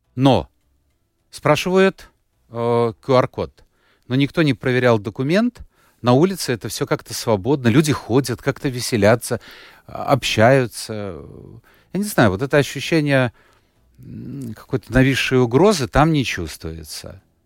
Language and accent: Russian; Latvia; начальная школа была четыре года. Я учился в латышской, а потом перевели в русскую